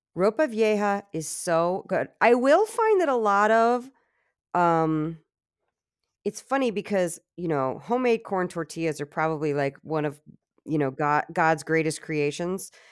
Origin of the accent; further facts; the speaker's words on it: Virginia, United States; I'm Southern, so, you know, I'm from Virginia